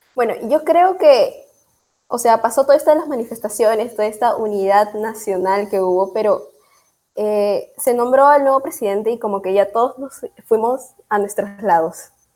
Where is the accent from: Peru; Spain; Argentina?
Peru; Aquí en el Perú